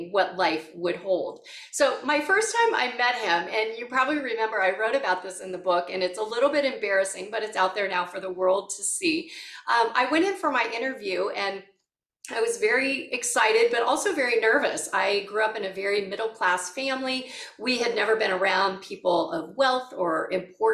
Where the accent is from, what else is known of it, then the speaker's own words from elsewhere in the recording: Southern California, United States; I grew up in Southern California